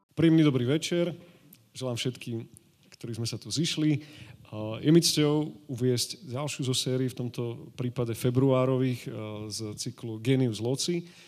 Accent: Žilina, Žilina Region, Slovakia; jediní Žilinčania sme tu, my, ja a pán Maťaťa

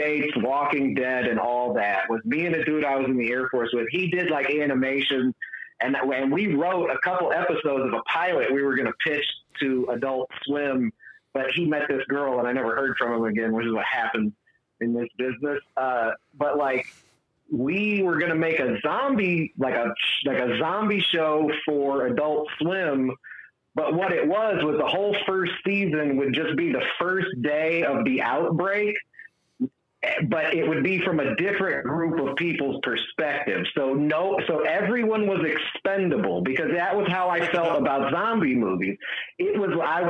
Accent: Chicago, Illinois, United States; moved away; I'm from North Suburban Chicago. Like, I'm actually familiar with some of the neighborhoods. Like, I used to ride my bike in some of the neighborhoods

